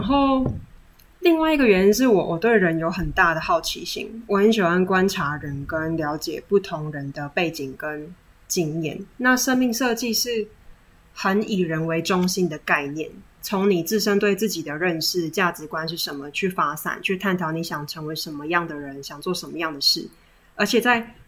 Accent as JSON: {"language": "Chinese", "region": "Chiayi", "country": "Taiwan", "moved": "yes", "lives_now": "Taipei, Taiwan", "said": "我来自嘉义。 ，也是北漂族之一"}